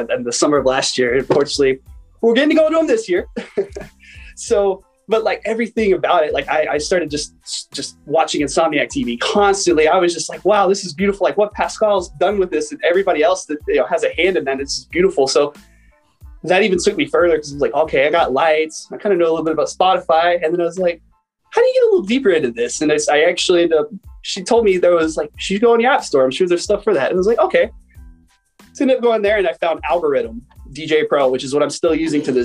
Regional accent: San Diego, California, United States; I'm from San Diego, California

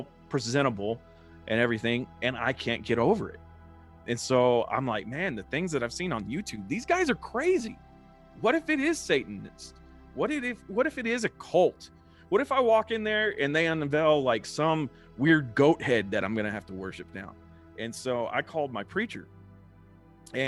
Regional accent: Lubbock, Texas, United States; I was raised as a Southern Baptist because that's what you do in Texas. And, you know, I grew up in the Southern Baptist Church

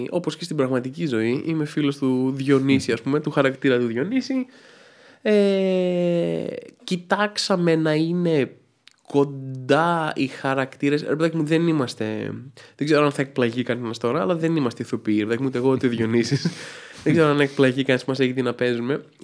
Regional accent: Athens, Attica, Greece; ναι, έχω καταγωγή από τα Γραβενά βέβαια.

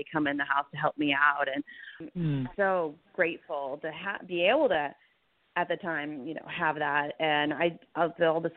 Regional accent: Fresno, California, United States; moved away; also born or lived in Los Angeles; growing up in Fresno

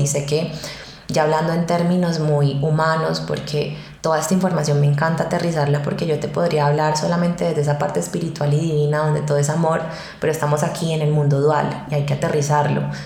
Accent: Cali, Valle del Cauca, Colombia; moved away as an adult; now in Medellín, Colombia; yo no soy de Medellín, soy de Cali

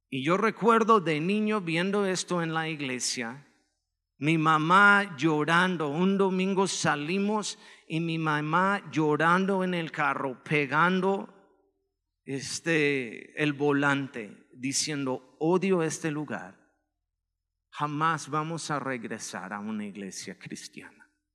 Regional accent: Chicago, Illinois, United States; now in Mexico; Soy de Chicago, este, originalmente

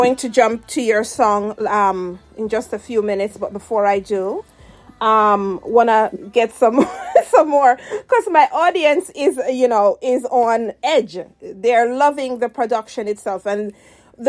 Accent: Jamaica; now in United States; as a Jamaican

